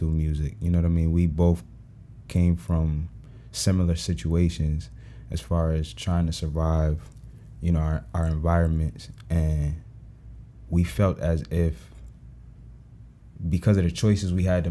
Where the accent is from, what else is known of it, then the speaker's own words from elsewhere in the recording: New Haven, Connecticut, United States; moved away; also born or lived in Mississippi; I'm from New Haven, Connecticut. More specifically, Fairside, Fairhaven